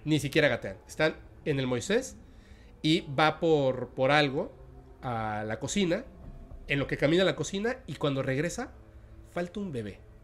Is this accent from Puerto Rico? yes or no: no; Mexico; now in Mérida, Mexico; yo soy mexicano